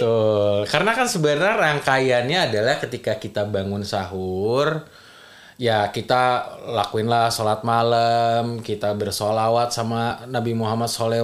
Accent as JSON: {"language": "Indonesian", "area": "Minangkabau", "region": "West Sumatra", "country": "Indonesia", "said": "kita orang Minang"}